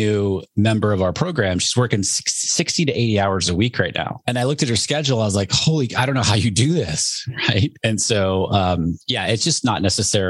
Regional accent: New Hampshire, United States; I grew up in New Hampshire

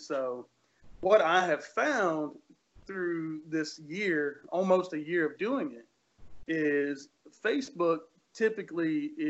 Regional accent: Marion, Virginia, United States; I grew up in Marion, Virginia, which is a tiny, tiny little town, and there's not a whole lot, right?

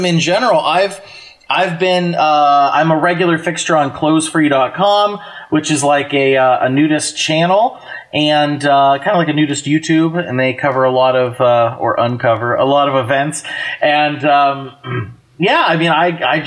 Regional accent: Pennsylvania, United States; I grew up in Pennsylvania

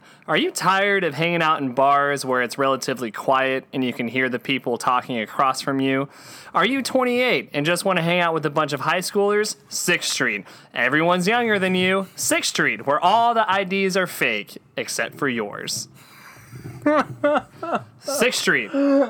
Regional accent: Texas, United States; But we're from Texas.

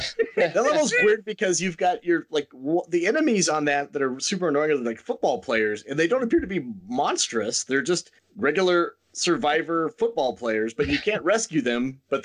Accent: near Fairbanks, Alaska, United States; Fairbanks needs women, if I'm not mistaken, because that's like close to my hometown.

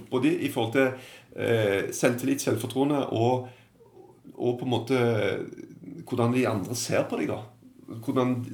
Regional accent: Stavanger, Rogaland, Norway; moved away as an adult; also born or lived in England; Så flytta jeg hjem, og så begynte jeg å jobbe ganske tidlig for min eh, gamle klubb i Stavanger

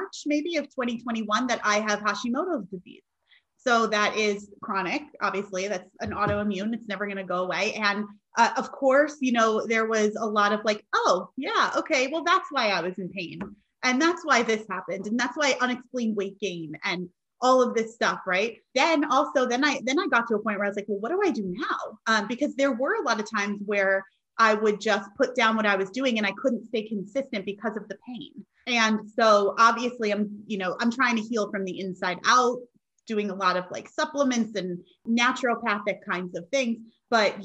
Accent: New York, United States; I'm originally from New York

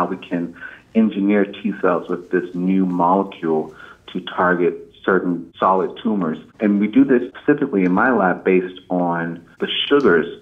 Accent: Indian Head, Maryland, United States; moved away as an adult; also born or lived in Chicago, Illinois; now in Philadelphia, United States; I'm from a small town in southern Maryland, just south of Washington, D.C., called Indian Head

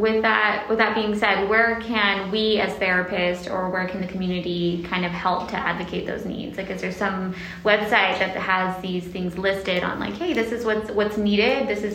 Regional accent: Corpus Christi, Texas, United States; now in San Antonio, United States; I'm from the Corpus area

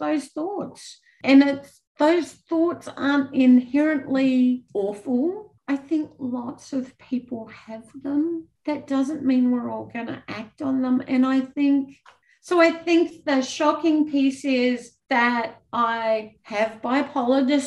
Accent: Australia; moved away as an adult; also born or lived in New Zealand; as an Australian

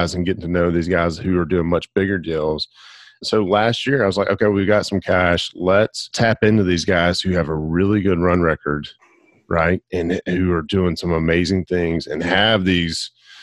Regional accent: Alabama, United States; now in Pensacola, United States; born and raised in Alabama

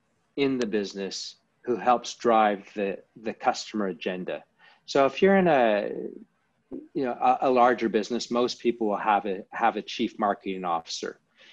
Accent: Canada; now in London, United Kingdom; As you mentioned, I'm Canadian, lived over in London, for most of my life and internationally.

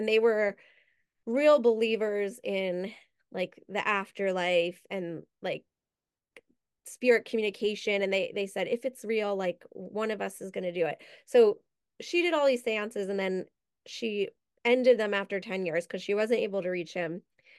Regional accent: New York, United States; I grew up right outside New York. I never knew it existed.

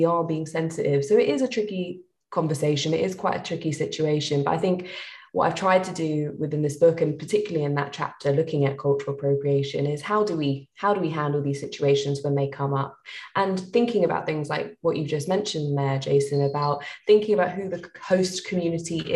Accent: London, United Kingdom; I grew up in East London, and I'm a proud East Londoner

